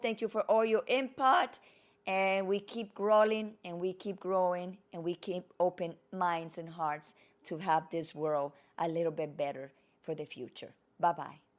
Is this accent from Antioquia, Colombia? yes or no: yes; Medellín, Antioquia, Colombia; first language Spanish; English is a second language; moved away; where I learned my Spanish from Colombia Medellin